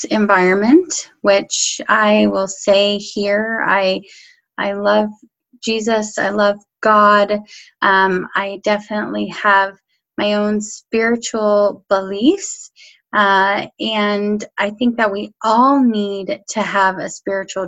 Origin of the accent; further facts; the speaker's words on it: Colorado, United States; I grew up in Colorado.